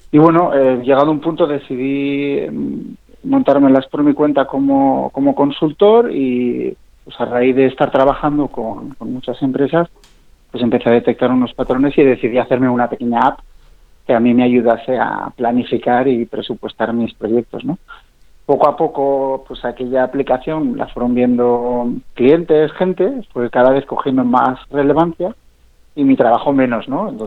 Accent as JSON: {"language": "Spanish", "town": "Zaragoza", "region": "Aragon", "country": "Spain", "said": "Bueno, yo soy de, soy de Zaragoza, pero, pero tengo trampa, ¿no?"}